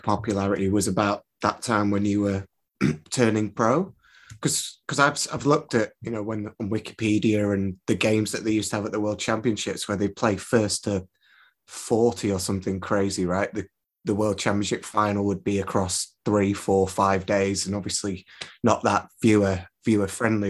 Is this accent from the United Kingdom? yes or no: yes; Preston, North West England, United Kingdom; I'm from Preston